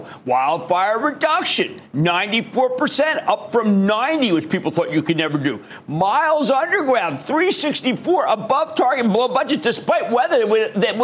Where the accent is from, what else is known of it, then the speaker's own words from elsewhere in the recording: Philadelphia, Pennsylvania, United States; I'm from Philadelphia, where a town that never really came back from when I was growing up.